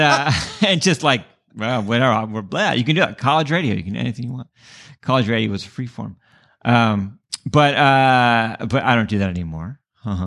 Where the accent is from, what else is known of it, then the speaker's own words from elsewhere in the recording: San Diego, California, United States; moved away; also born or lived in Bay Area, California; I grew up in San Diego